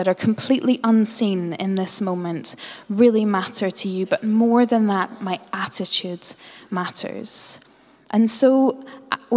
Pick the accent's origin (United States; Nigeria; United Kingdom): United Kingdom; Northern Ireland; I grew up as a Northern Irish Presbyterian